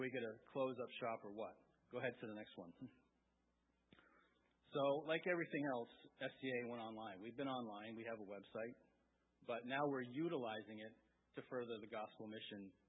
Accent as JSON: {"language": "English", "region": "coastal Maine", "country": "United States", "tie": "born or raised there", "also_born_or_lived": "Wiscasset, Maine / Bath, Maine", "said": "that's where I grew up. I grew up in Alma. We lived in Wiscasset and Bath"}